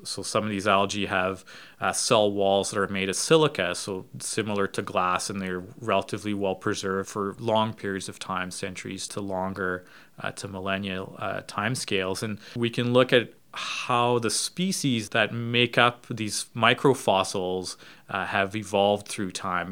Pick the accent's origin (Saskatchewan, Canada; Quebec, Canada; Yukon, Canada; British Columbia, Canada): Yukon, Canada; I spent a number of years in my childhood growing up in the Yukon. Uh, so in, in, in northwestern Canada